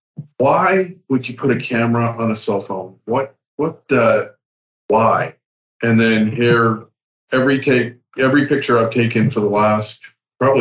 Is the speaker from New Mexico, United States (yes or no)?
yes; Los Alamos, New Mexico, United States; growing up in Los Alamos, where the home of the nuclear bomb